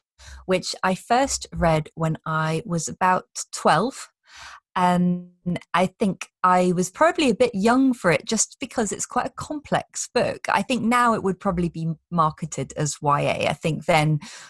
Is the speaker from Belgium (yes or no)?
yes; Brussels, Brussels-Capital Region, Belgium; moved away; I grew up in Belgium, in Brussels.